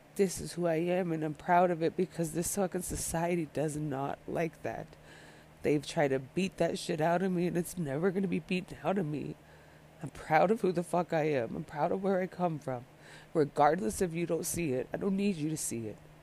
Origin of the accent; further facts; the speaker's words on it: Montana, United States; moved away as an adult; also born or lived in California, United States / Colorado, United States; now in Denver, United States; the move when I was young from California to Montana